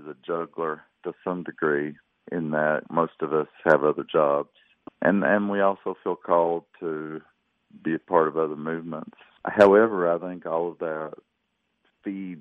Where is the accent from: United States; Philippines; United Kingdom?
United States; the South; my Southern identity. It's who I am